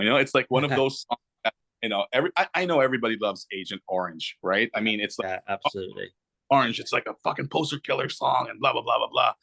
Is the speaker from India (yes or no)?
no; Canada; we're Canadian